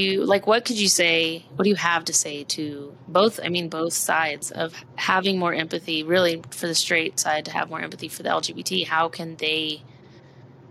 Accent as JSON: {"language": "English", "town": "Austin", "region": "Texas", "country": "United States", "tie": "born or raised there", "also_born_or_lived": "Amarillo, Texas", "said": "I grew up in Austin, Texas, and then we moved to Amarillo"}